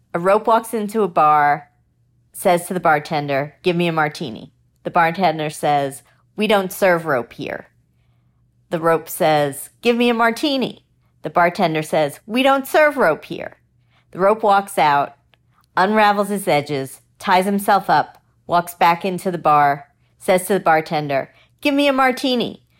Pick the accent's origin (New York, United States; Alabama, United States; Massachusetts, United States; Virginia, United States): New York, United States; Long Island; now in New Jersey, United States; I live in New Jersey, but I grew up on Long Island